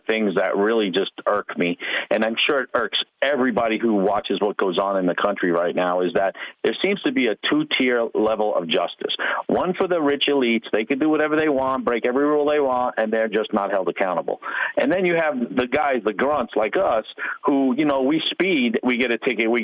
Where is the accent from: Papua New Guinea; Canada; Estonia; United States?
United States; Long Island, New York; moved away as an adult; now in Florida, United States; I am from New York. I grew up in New York, out in Long Island.